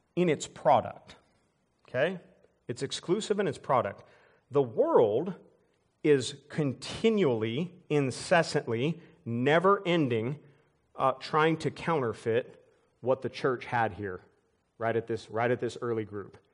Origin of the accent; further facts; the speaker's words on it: United States; I'm an American